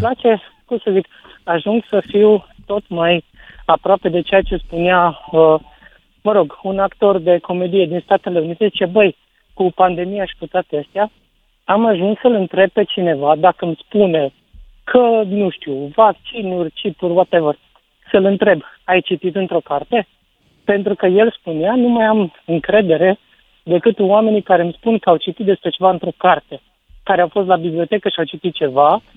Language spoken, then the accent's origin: Romanian; Sibiu, Sibiu County, Romania; eu sunt din Sibiu